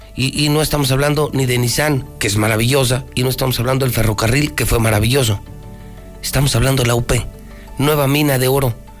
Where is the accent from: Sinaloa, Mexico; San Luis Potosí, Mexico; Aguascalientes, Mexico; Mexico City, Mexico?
Aguascalientes, Mexico; aquí solo éramos beisboleros o éramos manufactureros